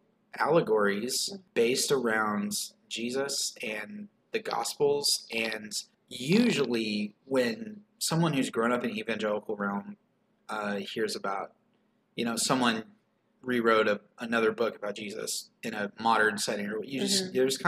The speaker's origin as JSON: {"language": "English", "region": "the Bible Belt", "country": "United States", "tie": "born or raised there", "said": "growing up in Bible Belt and growing up in evangelical circles"}